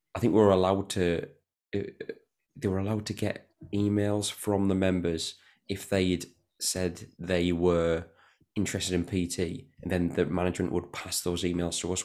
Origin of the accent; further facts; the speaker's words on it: Newton Aycliffe, North East England, United Kingdom; I'm from Newton Aircliff